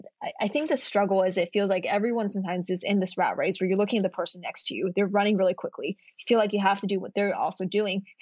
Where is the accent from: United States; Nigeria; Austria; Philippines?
United States; Kentucky; moved away as an adult; I'm from Kentucky and I came out to Stanford for college